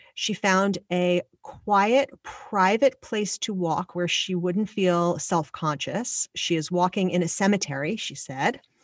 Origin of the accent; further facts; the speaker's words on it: Long Island, New York, United States; I grew up on Long Island